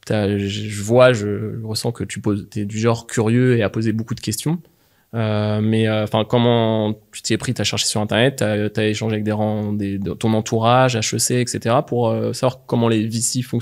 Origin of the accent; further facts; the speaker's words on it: near Mont Saint-Michel, rural Normandy, France; Moi, je viens de la campagne normande.